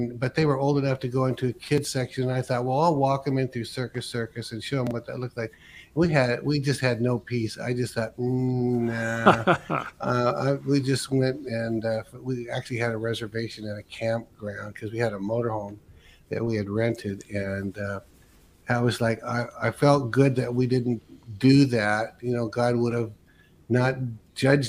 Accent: Pacific Northwest, United States; I'm from Green Northwest

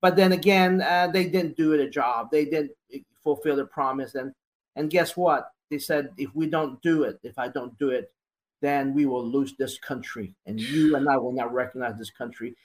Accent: United States; I'm an American

